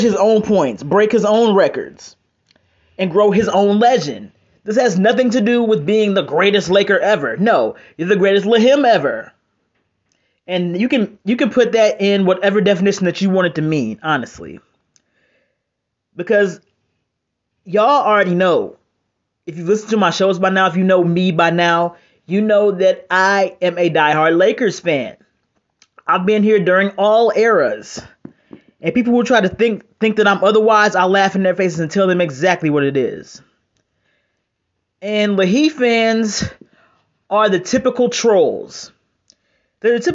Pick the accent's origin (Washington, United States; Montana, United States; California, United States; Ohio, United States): Ohio, United States; Cleveland; I might be from Cleveland